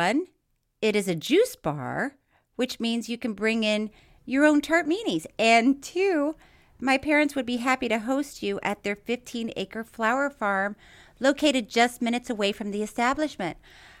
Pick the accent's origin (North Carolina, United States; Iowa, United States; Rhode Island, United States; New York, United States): Iowa, United States; Dubuque; There is an adult entertainment club just outside of my hometown in Dubuque, Iowa, called Shakers.